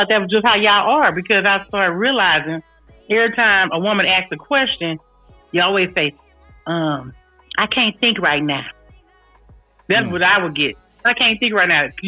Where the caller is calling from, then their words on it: California, United States; I'm checking in from the Bay Area.